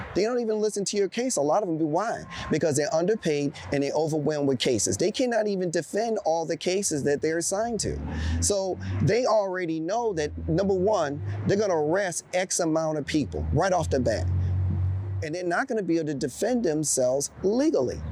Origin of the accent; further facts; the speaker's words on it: East Coast, United States; also born or lived in Chicago, Illinois; I was born in Chicago, but I was raised on the East Coast.